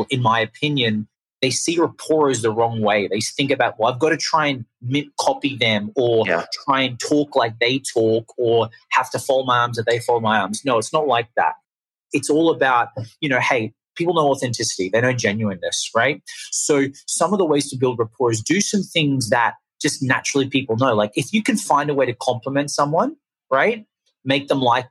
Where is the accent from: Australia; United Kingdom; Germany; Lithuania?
Australia; accent: Australian; now in Los Angeles, United States; I'm from Australia. That's the accent. If anyone's curious, it's not London. It's not New Zealand. It's Australian.